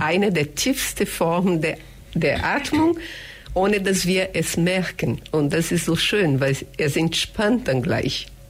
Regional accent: Brazil; German is a second language; moved away as an adult; now in Germany; ich komme aus Brasilien, wohne hier schon über 30 Jahre

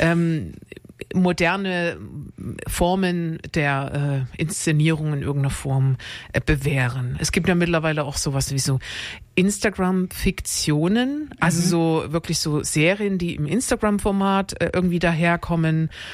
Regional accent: Dresden, Saxony, Germany; ich komme aus Dresden

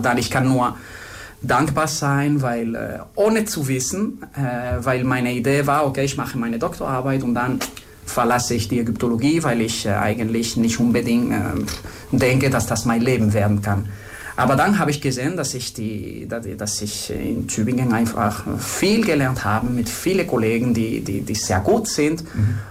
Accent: Spain; German is a second language; moved away as an adult; also born or lived in France / Germany / Luxor, Egypt; also ich bin Spanier. Äh, ich sage immer, dass ich in Spanien geboren bin

